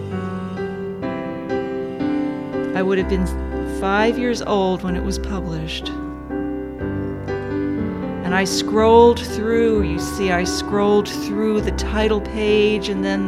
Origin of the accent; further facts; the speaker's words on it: Dobbs Ferry, New York, United States; I was in Dobbs Ferry growing up on Bel Air Drive